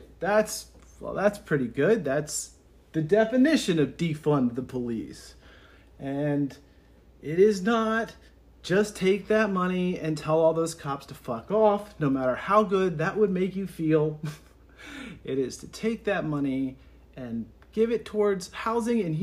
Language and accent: English; Louisiana, United States; moved away; I was raised here, and since coming back